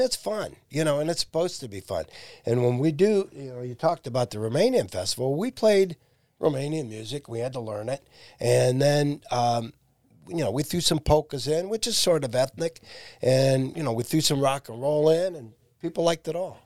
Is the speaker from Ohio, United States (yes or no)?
yes; Massillon, Ohio, United States; I'm from Massillon